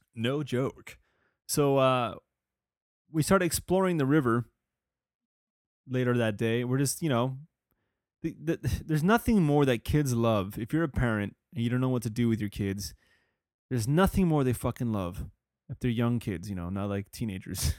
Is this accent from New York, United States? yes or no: no; California, United States; I'm a Californian